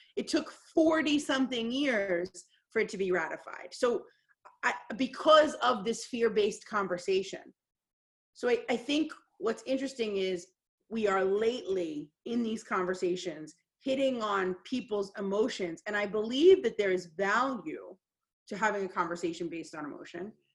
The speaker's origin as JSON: {"language": "English", "country": "United States", "said": "as an American"}